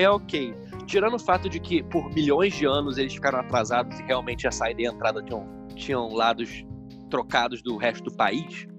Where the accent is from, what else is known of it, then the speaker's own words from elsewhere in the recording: Niterói, Rio de Janeiro, Brazil; Nós nascemos em Niterói